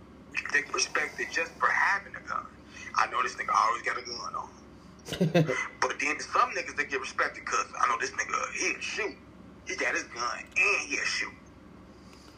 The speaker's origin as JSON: {"language": "English", "town": "Chicago", "region": "Illinois", "country": "United States", "said": "we're from Chicago, where a lot of shorties started shooting at 13, 14"}